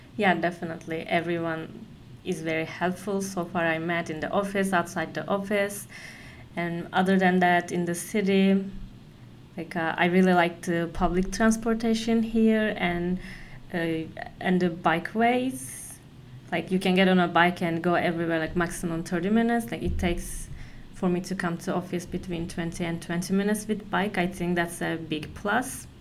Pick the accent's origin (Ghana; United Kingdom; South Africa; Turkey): Turkey; Konya; moved away as an adult; now in Amsterdam, Netherlands; I'm from Turkey. Like, um, in Turkey, I'm from Konya. It's in the middle Turkey.